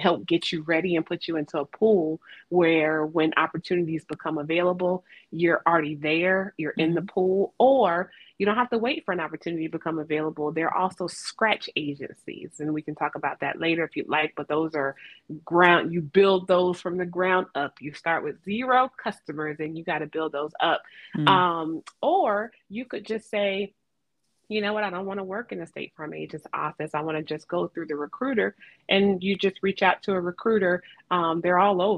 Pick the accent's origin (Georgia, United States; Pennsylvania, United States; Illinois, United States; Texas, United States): Georgia, United States; Atlanta; moved away; back in Atlanta, which was my hometown